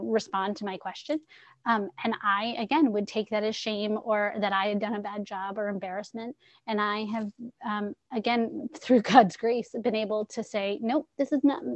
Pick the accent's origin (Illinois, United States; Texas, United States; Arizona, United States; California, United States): California, United States; San Diego; also born or lived in New England; now in Connecticut, United States; I grew up in San Diego, California, where everybody's happy and friendly